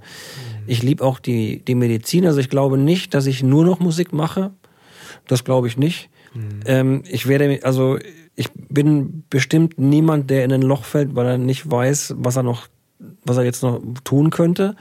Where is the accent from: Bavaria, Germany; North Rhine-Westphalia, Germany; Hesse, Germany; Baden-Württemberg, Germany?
Bavaria, Germany; Würzburg; now in Iserlohn, Germany; ich bin ein gebürtiger Bayer